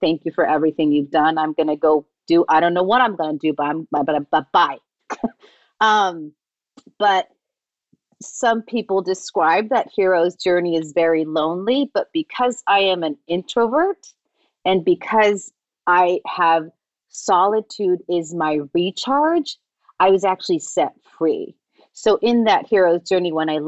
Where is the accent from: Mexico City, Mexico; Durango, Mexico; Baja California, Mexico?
Baja California, Mexico; Tijuana; moved away; I wanted something different to what I was exposed to in my hometown of Tijuana.